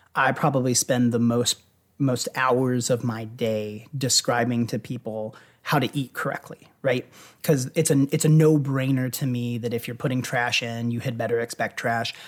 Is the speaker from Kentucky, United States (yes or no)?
yes; Louisville, Kentucky, United States; I grew up in Louisville